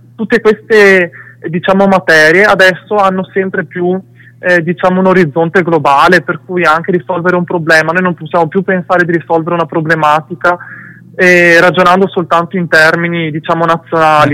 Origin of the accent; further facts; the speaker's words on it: Italy; Io sono sempre cresciuto, diciamo, nel tipico paese di provincia in Italia